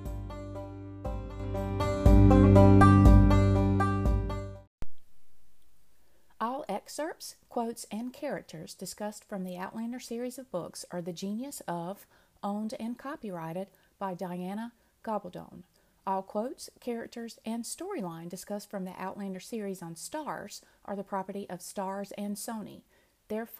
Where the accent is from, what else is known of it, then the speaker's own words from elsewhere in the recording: North Carolina, United States; we're both from North Carolina